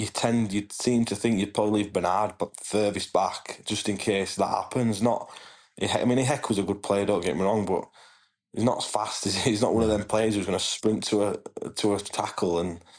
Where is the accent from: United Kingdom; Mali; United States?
United Kingdom; Bradford, Yorkshire and the Humber; Yeah, I'm from Bradford, mate.